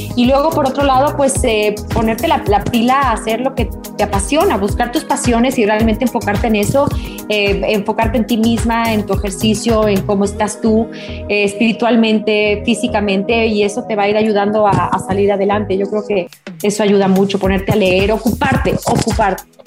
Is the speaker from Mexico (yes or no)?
yes; Mexico; soy mexicana, yo canto música este, mexicana desde que tengo nueve años